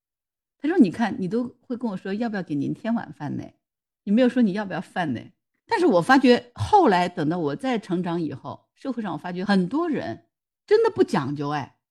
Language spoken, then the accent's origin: Chinese; Jiangsu, China; 然后我们江苏这边不就四美扬州那个四美酱菜嘛，那也是泡菜的一种嘛。